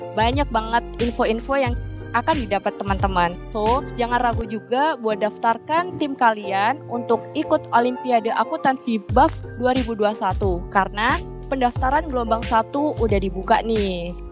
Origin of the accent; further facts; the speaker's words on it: Sidoarjo, East Java, Indonesia; Asalku dari kota Sidoarjo